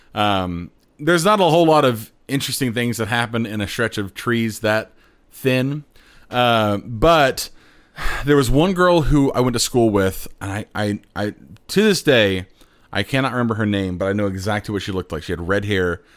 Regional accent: Plainfield, Indiana, United States; I grew up in Plainfield uh, on the west side of Indianapolis near the airport.

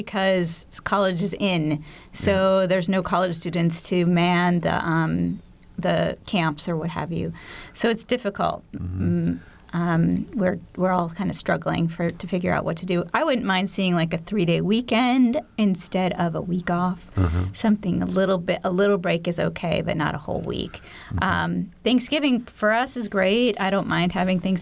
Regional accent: East Coast, United States; now in Bloomington, Indiana, United States; I grew up on the East Coast, and my family still lives there

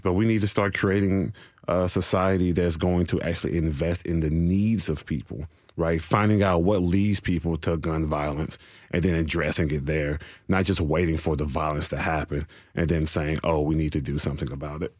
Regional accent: Nashville, Tennessee, United States; I'm from Nashville proper

